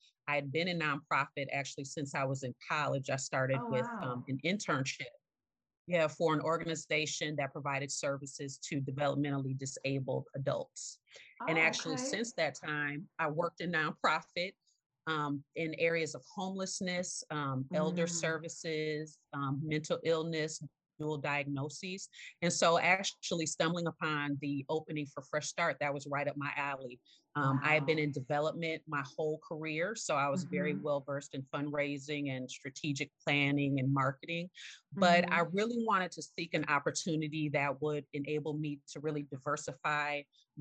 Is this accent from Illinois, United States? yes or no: yes; Evanston, Illinois, United States; also born or lived in Carbondale, Illinois / Chicago; my family and I moved to Evanston, Illinois, which is the suburb directly north of Chicago